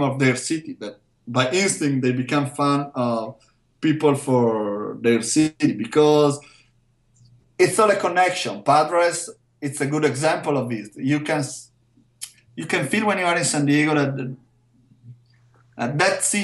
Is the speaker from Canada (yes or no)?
no; Verona, Veneto, Italy; because I'm from Verona